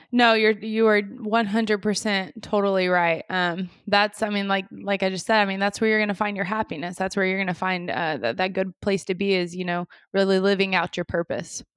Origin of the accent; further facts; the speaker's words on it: Moore, Oklahoma, United States; born and raised in Moore, Oklahoma